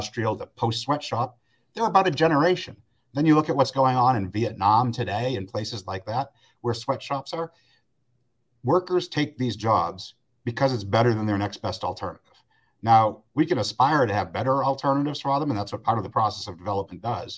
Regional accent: Haverhill, Massachusetts, United States; I grew up in Haverhill, Massachusetts, the shoe city

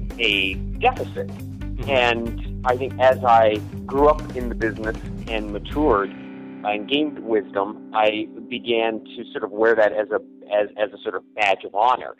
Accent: northeastern Ohio, United States; now in Los Angeles, United States; I grew up sort of in the northeastern, you know, corner of northeastern part of the state

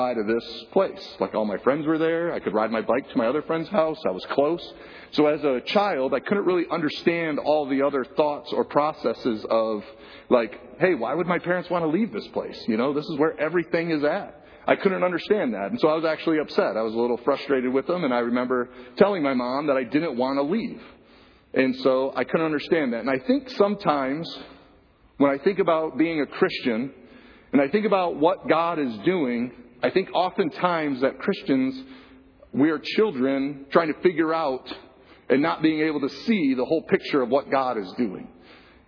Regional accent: Flint, Michigan, United States; I grew up in Flint, Michigan, in a trailer park in Flint, Michigan

